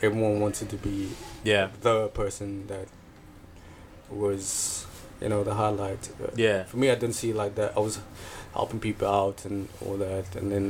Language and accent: English; Cape Town, Western Cape, South Africa; I'm from Cape Town